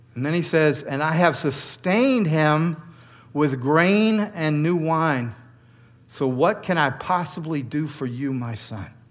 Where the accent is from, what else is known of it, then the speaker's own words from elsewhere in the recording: the South, Georgia, United States; moved away as an adult; now in New York, United States; I grew up in the South